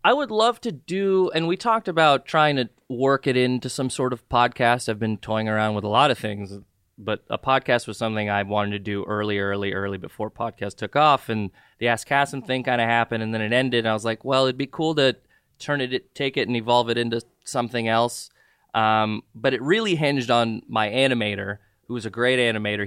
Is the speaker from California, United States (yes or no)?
yes; Southern California, United States; also born or lived in Jordan / Saudi Arabia / Ventura County / Santa Monica; I grew up in Southern California for the most part. I've been here since ninety-three